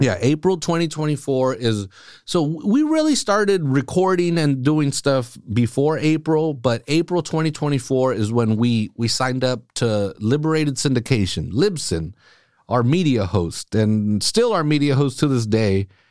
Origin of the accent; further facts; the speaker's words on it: Salinas, California, United States; I grew up here. I grew up a, eleven, you know, from when I was born to when I was eleven. I lived on the east side